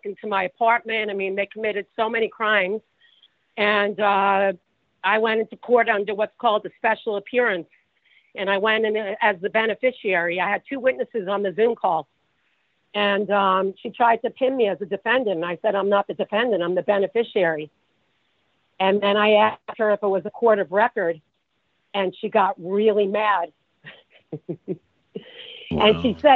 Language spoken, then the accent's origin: English; New York, United States; now in Texas, United States; I'm a New Yorker